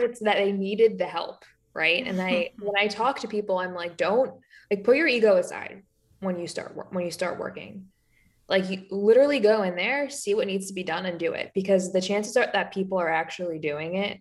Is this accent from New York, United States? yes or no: yes; New York, United States; moved away as an adult; also born or lived in San Francisco; I'm a New Yorker